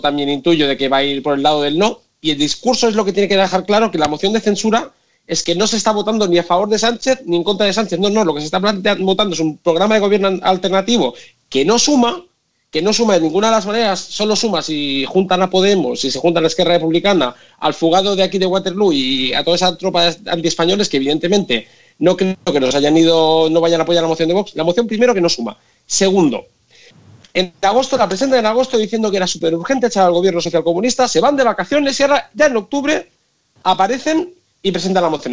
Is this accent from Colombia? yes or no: no; Tarragona, Catalonia, Spain; now in Brussels, Belgium; Yo soy de Tarragona